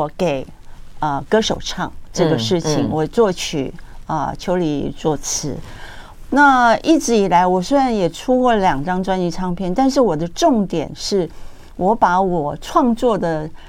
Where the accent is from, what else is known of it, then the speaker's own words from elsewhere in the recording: Taiwan; first language Taiwanese Hokkien; 因为台语是我的母语嘛。嗯，我也写了这么多的台语歌曲